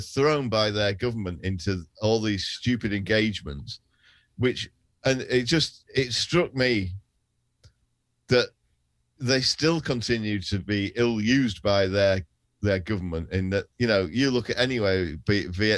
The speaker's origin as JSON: {"language": "English", "country": "United Kingdom"}